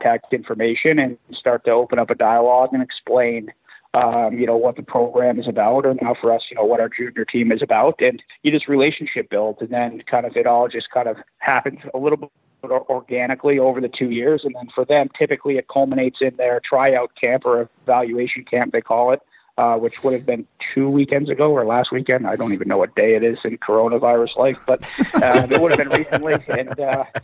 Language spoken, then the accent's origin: English; Connecticut, United States; I'm from Connecticut